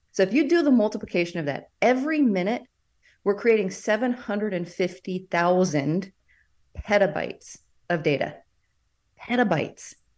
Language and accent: English; United States; as an American